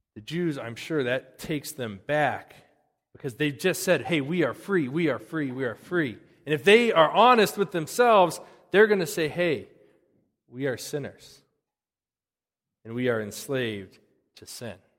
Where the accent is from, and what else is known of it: United States